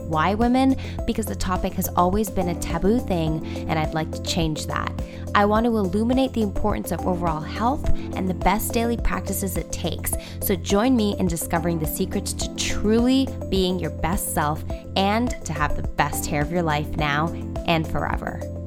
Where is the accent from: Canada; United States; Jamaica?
Canada; Toronto, Ontario; my hometown is Toronto